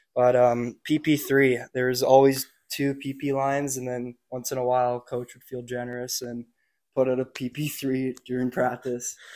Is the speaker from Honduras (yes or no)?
no; Nanaimo, British Columbia, Canada; local kid out in Nanaimo played three years junior hockey, uh, just on the island. I played in Nanaimo my whole life